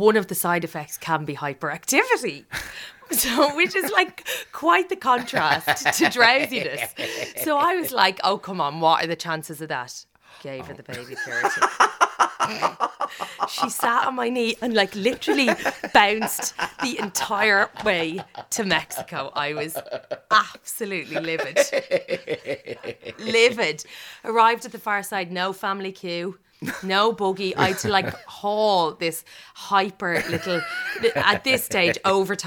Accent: Ireland; moved away as an adult; now in London, United Kingdom; I'm Irish

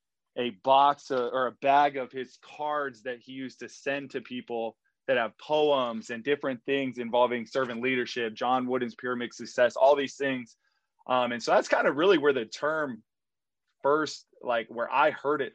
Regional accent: Wyoming, United States; now in Florida, United States; I do consider myself from Florida now, but I'm originally from Wyoming

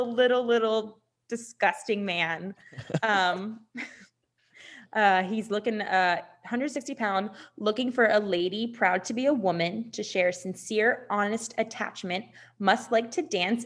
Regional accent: United Kingdom; I'm so sorry. I'm British.

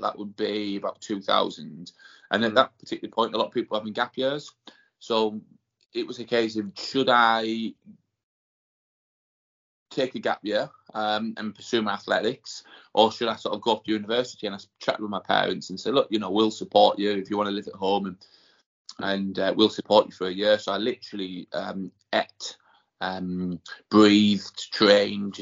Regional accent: Middlesbrough, North East England, United Kingdom; moved away as an adult; also born or lived in Newcastle / London; I grew up in Middlesbrough, sort of born and bred here

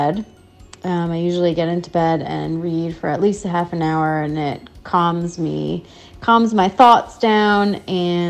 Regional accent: Connecticut, United States; I am from Connecticut.

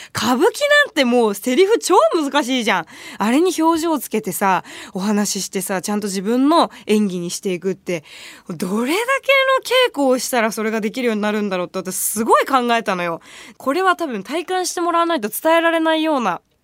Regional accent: Shitamachi, Tokyo, Japan; 下町出身なんで上下関係もしっかりしてますよ

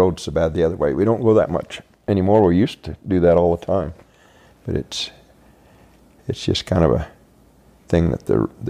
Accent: St. George, Utah, United States; I grew up here in St. George. We had a little... St. George was 5,000 people back when I graduated from high school in 1966. One stoplight. We lived just south of town

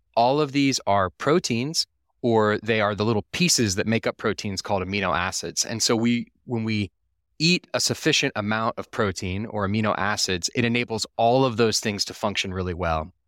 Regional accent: Austin, Texas, United States; I was raised in Austin, Texas

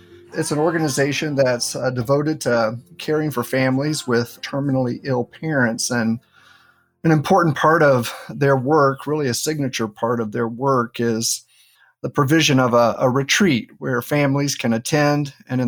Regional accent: North Carolina, United States; I'm from North Carolina and have family there in the Blue Ridge Mountains.

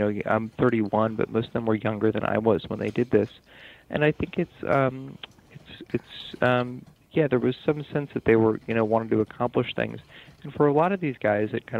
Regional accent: Tucson, Arizona, United States; now in New York City, United States; I grew up in Tucson, Arizona.

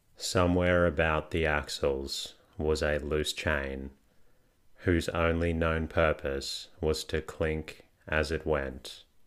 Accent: Australia; I am Australian, not British.

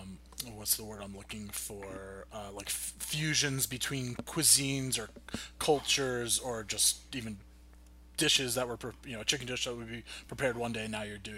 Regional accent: New Jersey, United States; And we're from Jersey.

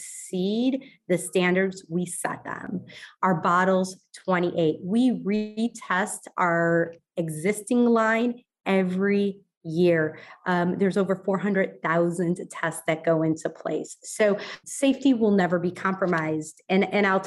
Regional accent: Ohio, United States; moved away; I grew up in Ohio

